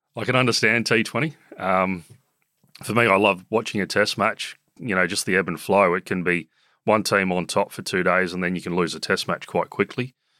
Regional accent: Sydney, New South Wales, Australia; I grew up in South Coogee, now in Randwick

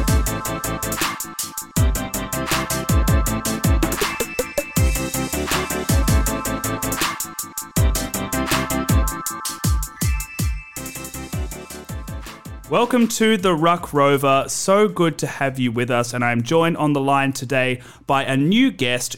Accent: Perth, Western Australia, Australia; now in Sydney, Australia; I'm originally from Perth

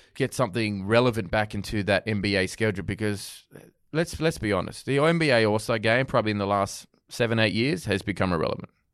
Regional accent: Australia; being Australian, growing up

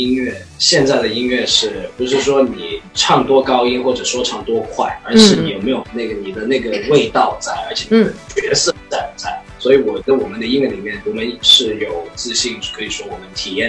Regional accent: China; 我们是华人，我们是亚洲人，我们是中国人

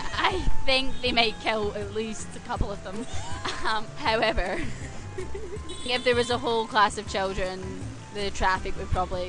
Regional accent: Scotland, United Kingdom; moved away as an adult; now in Hanoi, Vietnam; I'm from Scotland. So I'm teaching English in Hanoi at the moment. I've been here for about 3 months so far.

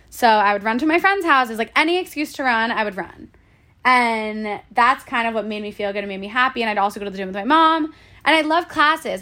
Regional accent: Boca Raton, Florida, United States; moved away as an adult; now in New York, United States; I grew up in Boca Raton, Florida. I went to school there, moved to New York

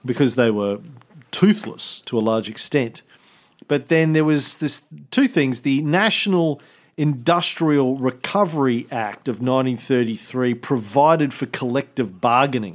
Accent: Australia; as an Australian

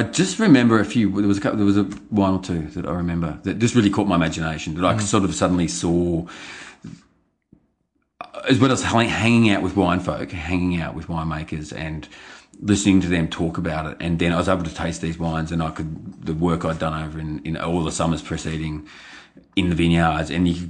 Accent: Yarra Glen, Victoria, Australia; I grew up in Yarra Valley, in Yarra Glen, in fact, in the same house I now live in.

